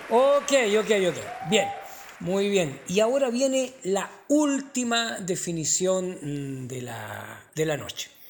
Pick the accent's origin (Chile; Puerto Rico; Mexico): Chile; Usted sabe, yo soy chileno, así que no, y soy popular